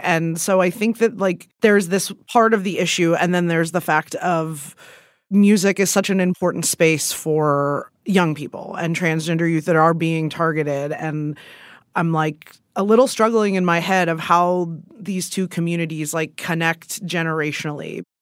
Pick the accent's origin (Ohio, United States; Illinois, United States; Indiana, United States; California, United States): Ohio, United States; I'm from Ohio